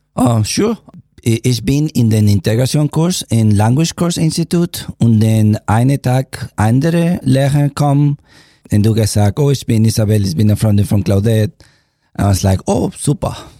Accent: Venezuela; first language Spanish; German is a second language; moved away as an adult; now in Leipzig, Germany; Ich komme aus Venezuela, ich bin hier in Deutschland ein Jahr und sechs Monate

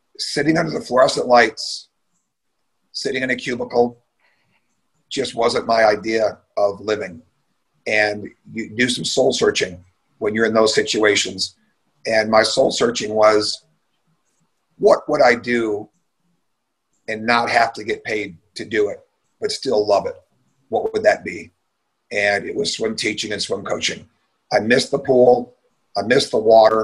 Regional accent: Michigan, United States; I was born and raised in Michigan

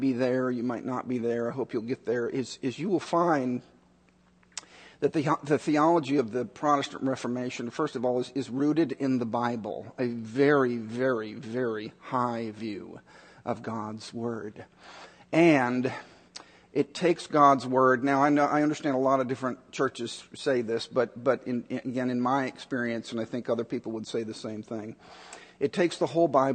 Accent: Chicago, Illinois, United States; also born or lived in Dallas, Texas; the year that I was born in Dallas. The year that I was born, we moved to Chicago

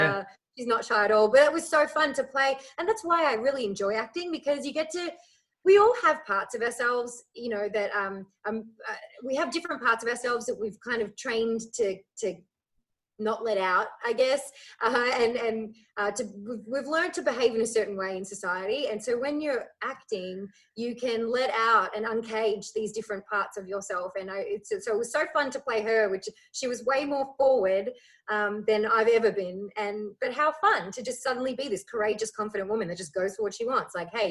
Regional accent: Ireland; born there; also born or lived in Australia; growing up bouncing from Australia to Ireland. So I was born in Ireland, you know, so I back and forth.

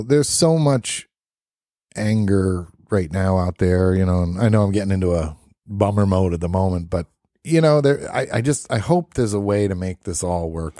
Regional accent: Brooklyn, New York, United States; I grew up in Brooklyn, New York.

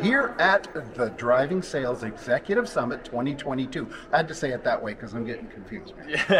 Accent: British Columbia, Canada; up where we're from, which of course everybody knows is from British Columbia, Canada

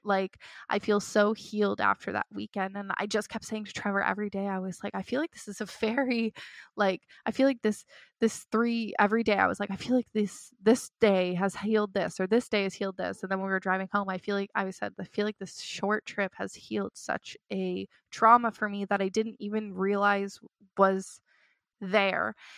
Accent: Toronto, Ontario, Canada; moved away as an adult; I grew up in Toronto

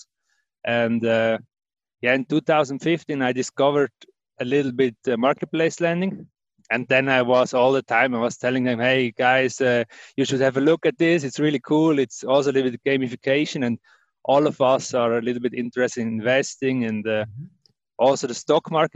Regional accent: Wettingen, Aargau, Switzerland; So I was born in Wettingen. It's near Baden, and that's more or less the area where I grew up

